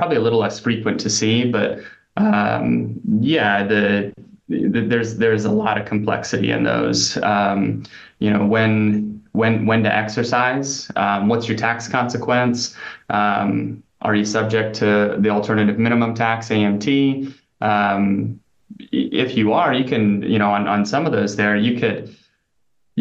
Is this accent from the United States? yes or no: yes; Nebraska, United States; I grew up in Nebraska, but worked in like upstate New York and Pennsylvania, Massachusetts.